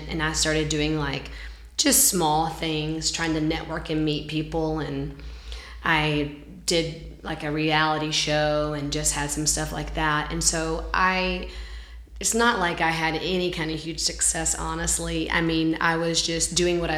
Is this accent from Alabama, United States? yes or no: yes; Alabama, United States; moved away as an adult; now in Nashville, United States; I'm from Alabama, and so where I lived, there was like kind of like a modeling agent